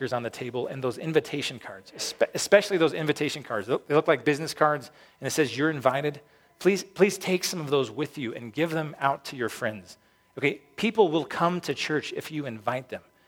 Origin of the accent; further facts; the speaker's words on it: Peyton, Colorado, United States; when I was growing up in Peyton, Falcon didn't exist